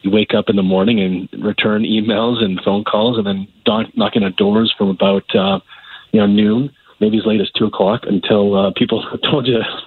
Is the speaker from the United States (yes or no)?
no; Calgary, Alberta, Canada; I grew up here in Calgary